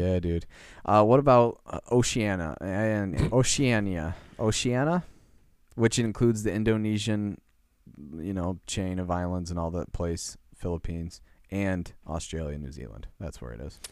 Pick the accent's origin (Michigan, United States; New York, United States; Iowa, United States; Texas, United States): Michigan, United States; I'm from Michigan.